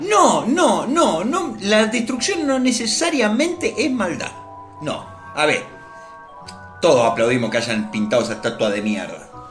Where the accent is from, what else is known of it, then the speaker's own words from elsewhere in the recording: Argentina; lo cálido que somos nosotros los argentinos